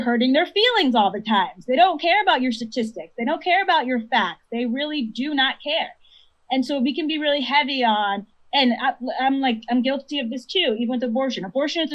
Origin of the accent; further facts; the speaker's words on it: Connecticut, United States; growing up in Connecticut, which is a very white state